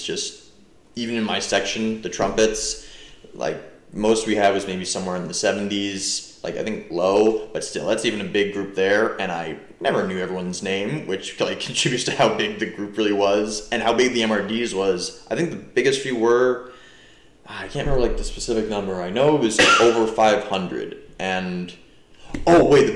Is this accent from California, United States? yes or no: no; New Jersey, United States; I'm from New Jersey